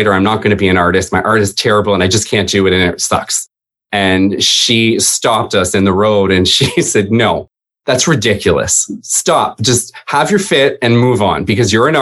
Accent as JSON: {"language": "English", "country": "Canada", "also_born_or_lived": "Toronto", "said": "I am Canadian."}